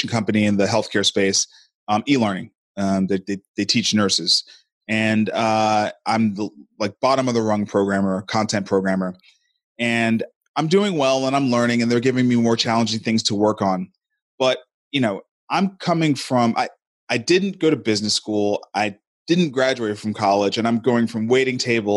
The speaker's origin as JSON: {"language": "English", "town": "New York City", "region": "New York", "country": "United States", "moved": "as an adult", "lives_now": "Nashville, United States", "said": "I'm hailing out of Nashville, Tennessee. I'm originally from Brooklyn, New York"}